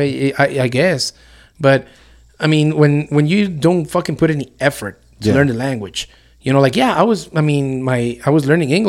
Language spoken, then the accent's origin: English; New Mexico, United States; also born or lived in El Paso, Texas, United States; I consider myself a New Mexican, even though here's something to throw you off a little bit more. So I was born in El Paso, Texas, but I claim New Mexico as my home state.